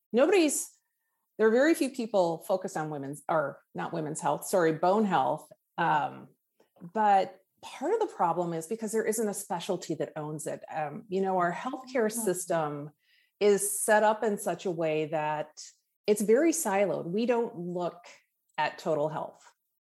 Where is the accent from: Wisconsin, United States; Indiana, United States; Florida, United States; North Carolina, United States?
Wisconsin, United States; now in Redondo Beach, United States; I grew up in the Midwest in Wisconsin